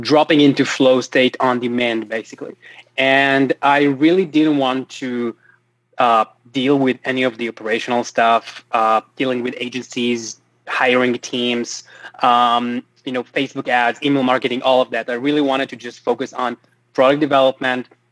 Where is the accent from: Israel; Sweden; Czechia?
Israel; Tel Aviv, Tel Aviv District; also born or lived in West Hollywood, Los Angeles; now in Los Angeles, United States; I'm originally from Tel Aviv, Israel, but right now I'm in LA.